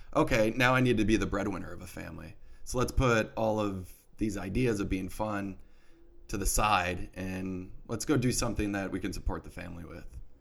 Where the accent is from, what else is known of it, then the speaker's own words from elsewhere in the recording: Milwaukee, Wisconsin, United States; moved away; growing up in Milwaukee